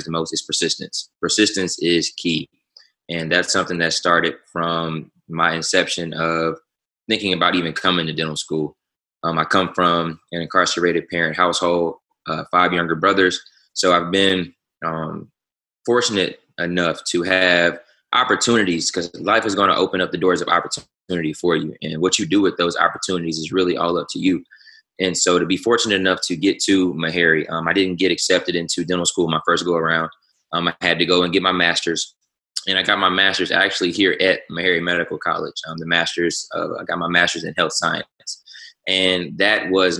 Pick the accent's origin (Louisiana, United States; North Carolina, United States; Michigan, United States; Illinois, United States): Louisiana, United States; also born or lived in Shreveport, Louisiana / New Orleans, Louisiana; I'm from Shreveport, Louisiana. Home is New Orleans, Louisiana